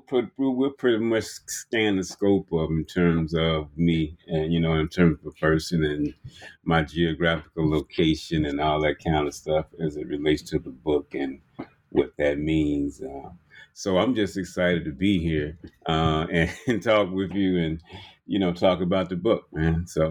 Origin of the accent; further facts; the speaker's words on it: Birmingham, Alabama, United States; You're talking about growing up in Birmingham and coming up in what they call sort of like a juke joint or a shot house.